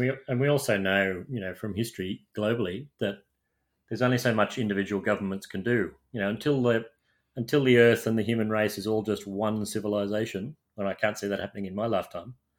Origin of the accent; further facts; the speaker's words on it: Sydney, New South Wales, Australia; having grown up in Australia, in my hometown of Sydney